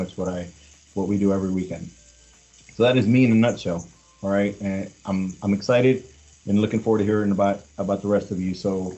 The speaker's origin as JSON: {"language": "English", "town": "Los Angeles", "region": "California", "country": "United States", "tie": "born or raised there", "also_born_or_lived": "Mexico City, Mexico", "said": "I was born in Mexico City and grew up in Los Angeles, California."}